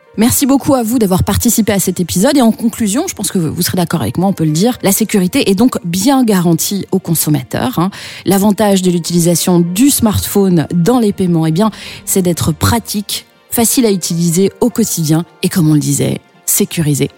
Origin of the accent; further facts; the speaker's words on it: Belgium; chez nous en Belgique